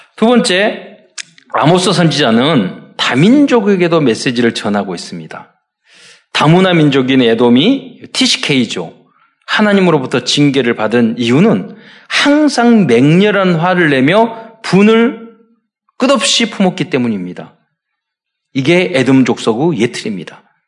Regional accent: South Korea; 우리는 한국 사람이라 그러니까, 아, 어디냐고, 북이냐고, 남이냐고, 남쪽이니까

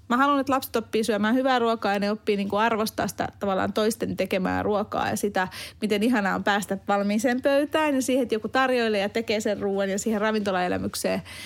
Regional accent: Hungary; now in Finland; mä oon Unkarista kotoisia

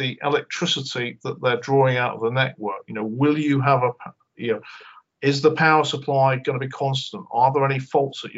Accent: just south of Glasgow, Scotland, United Kingdom; moved away; also born or lived in Cheshire; I was born in Cheshire and I was brought up just south of Glasgow

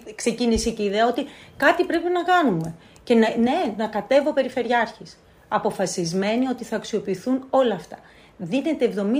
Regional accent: Lemnos, North Aegean, Greece; τον τόπο μου

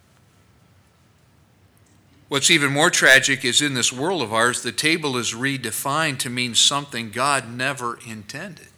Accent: United States; We as Americans

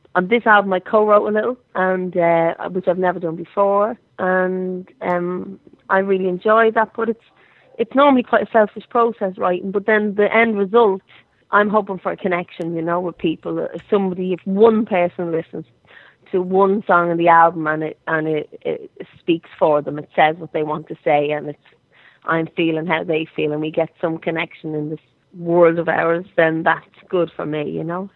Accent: Ireland; I'm Irish

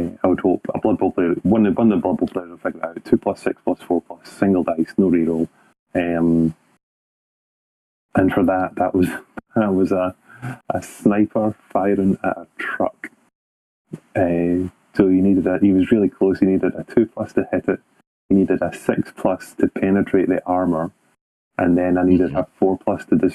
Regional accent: Scotland, United Kingdom; I'm the Scottish captain.

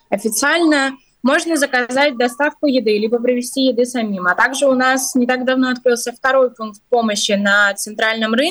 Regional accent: Ukraine; moved away as an adult; now in Latvia; Да, ну я, например, сама из Украины, тоже занимаюсь волонтерством, тоже приехала из-за войны.

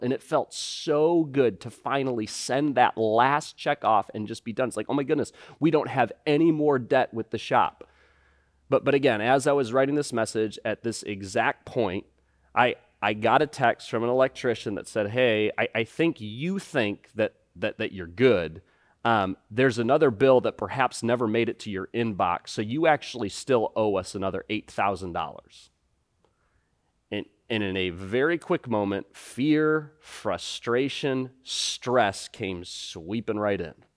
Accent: United States; we as, as American Christians

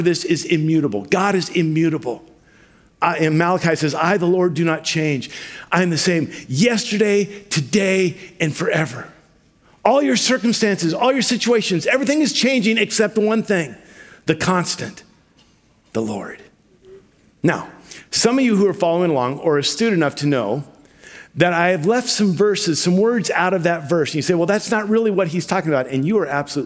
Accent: Vancouver, Washington, United States; also born or lived in Ruston, Louisiana; When I was a little kid, we moved from Ruston, Louisiana to Vancouver, Washington

